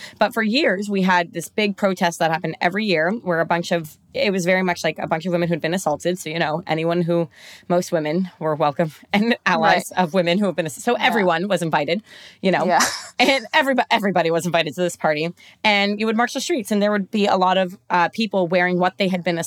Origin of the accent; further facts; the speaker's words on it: Toronto, Ontario, Canada; I'm from Toronto